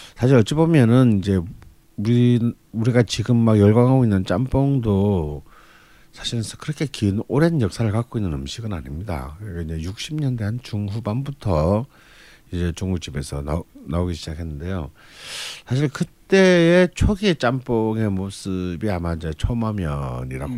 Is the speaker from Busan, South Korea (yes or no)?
yes; Busan, South Korea; 길거리마다 콩국 장사가 깔리는 부산 출신